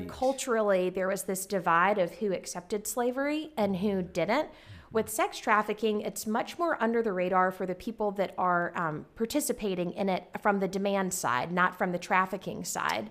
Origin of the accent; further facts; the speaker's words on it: Garysburg, North Carolina, United States; moved away as an adult; also born or lived in Kentucky; I grew up on a farm in Garysburg, North Carolina, that's um, like a town of less than a thousand